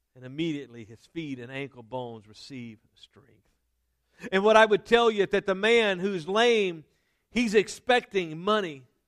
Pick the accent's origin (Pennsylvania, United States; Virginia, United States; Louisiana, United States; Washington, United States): Louisiana, United States; Denham Springs; this church where I was raised in Denham Springs, Louisiana